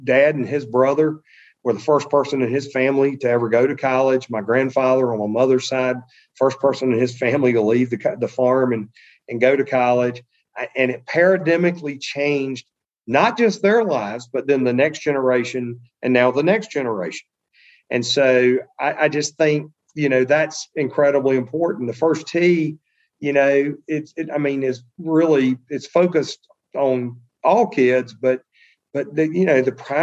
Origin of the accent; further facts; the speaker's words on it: Murfreesboro, North Carolina, United States; I grew up pretty modestly in Eastern North Carolina